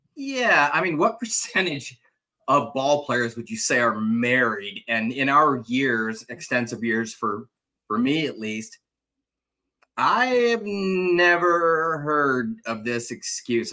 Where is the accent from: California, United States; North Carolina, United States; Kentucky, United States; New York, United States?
California, United States; Southern; I'm obviously from Southern California